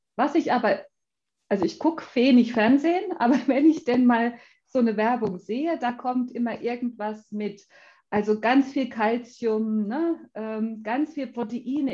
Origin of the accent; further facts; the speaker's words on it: Schmalkalden, Thuringia, Germany; also ich bin ja aus Schmalkalden